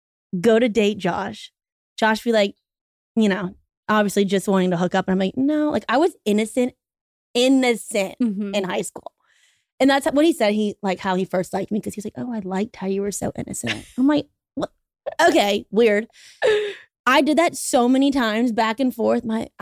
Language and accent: English; Baton Rouge, Louisiana, United States; We are both from Baton Rouge, Louisiana.